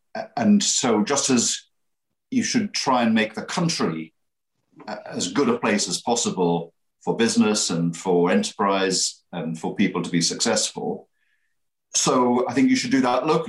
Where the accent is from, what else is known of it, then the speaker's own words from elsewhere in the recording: Middlesbrough, North East England, United Kingdom; you wouldn't be surprised to hear this from someone that's born and bred in Middlesbrough, your place matters, and every place is different.